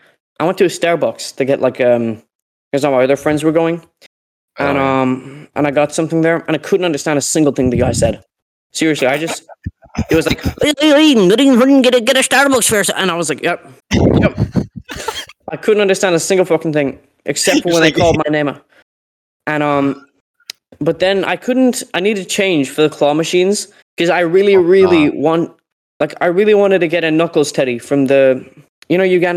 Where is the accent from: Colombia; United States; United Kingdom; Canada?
United Kingdom; Derry, Northern Ireland; accent: Derry; Like, I'm from Derry, I have a Derry accent, I'm a, you know, anyway.